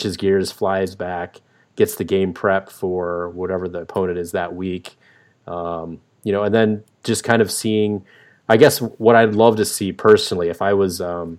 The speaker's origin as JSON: {"language": "English", "region": "West Coast", "country": "United States", "lives_now": "US East Coast", "said": "I came from the West Coast where it was all Pac-12 I got to see a lot of. And now that I moved to the East Coast"}